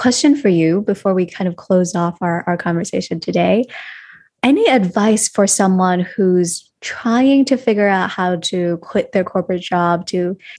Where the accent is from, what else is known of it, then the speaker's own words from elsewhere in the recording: Hong Kong; Whereas growing up in Hong Kong and in Asia, it's much more focused on financial security and that eventually you'll come to love your job.